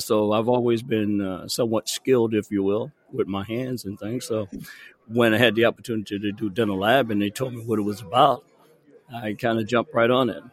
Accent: New Orleans, Louisiana, United States; moved away as an adult; now in Texas, United States; born and raised in New Orleans, Louisiana. Spent the first 18 years of my life

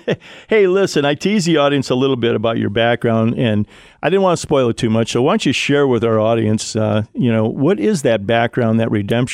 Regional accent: Ohio, United States; the Ohio State, you know, my home state

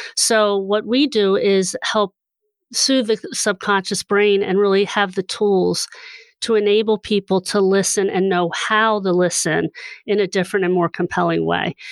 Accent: Hershey, Pennsylvania, United States; I grew up in Hershey

